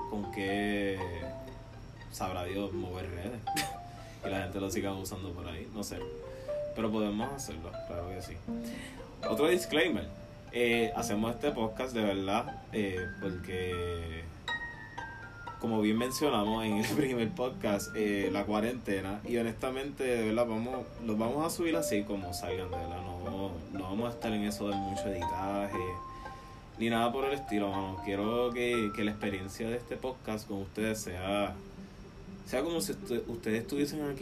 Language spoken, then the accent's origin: Spanish; Puerto Rico; now in Tampa, United States; vivimos, somos de Puerto